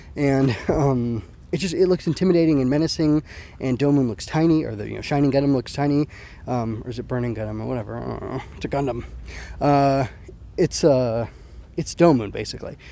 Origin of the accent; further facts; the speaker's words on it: United States; also born or lived in California; I'm proud of being an American to some extent